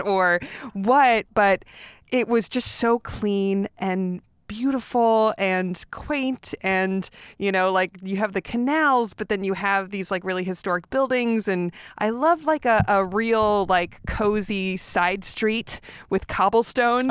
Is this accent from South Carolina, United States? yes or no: no; Los Angeles, California, United States; I grew up in North Hollywood